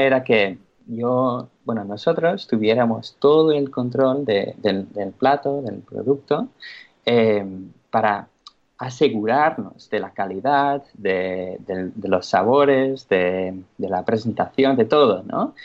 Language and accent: Spanish; England, United Kingdom; moved away; soy inglés